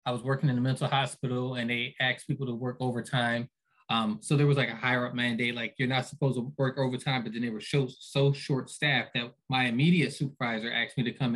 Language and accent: English; Philadelphia, Pennsylvania, United States; I was raised by a single mom. I'm from Philly.